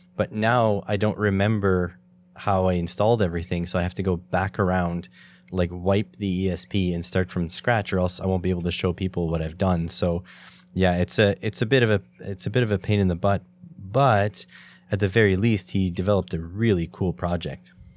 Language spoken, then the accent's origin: English; Canada; as a Canadian